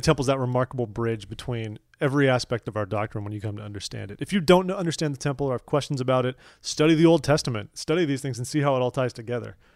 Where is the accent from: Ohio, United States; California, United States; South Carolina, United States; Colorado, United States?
California, United States; Orange County; I'm from Orange County, California.